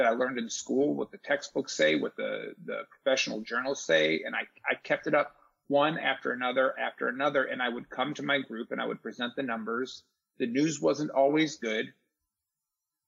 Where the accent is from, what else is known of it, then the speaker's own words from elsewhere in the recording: Charlotte, North Carolina, United States; also born or lived in Detroit, Michigan; I'm as native Charlottean as it gets. I moved here from Detroit when I was 11